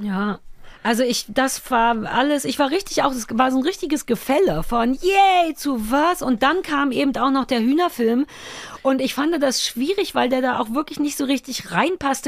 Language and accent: German; Berlin, Germany; ich bin in Berlin-Mitte groß geworden